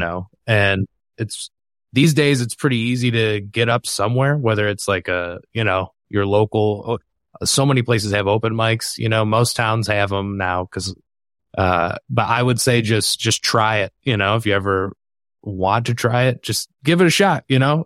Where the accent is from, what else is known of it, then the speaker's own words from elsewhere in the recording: Michigan, United States; my home state of Michigan